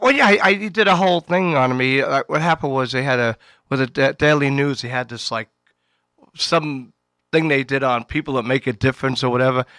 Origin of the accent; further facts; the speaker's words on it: New York City, New York, United States; I was from Queens